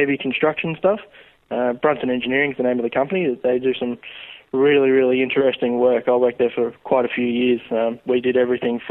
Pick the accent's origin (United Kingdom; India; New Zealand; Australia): Australia; Romsey, Victoria; also born or lived in Sunbury / Lancefield; I grew up in Romsey. I was born in Tunbury, grew up in Romsey. Have lived there all my life until just recently.